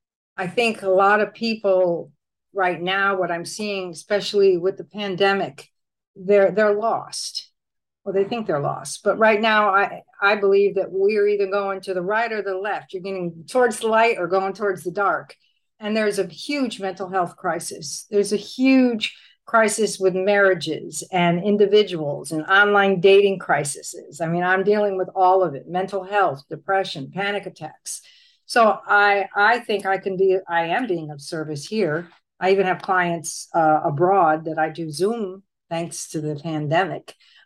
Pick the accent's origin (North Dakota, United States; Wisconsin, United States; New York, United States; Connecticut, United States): Connecticut, United States; now in Puerto Rico; I've been in Puerto Rico a long time, and I'm originally from Connecticut.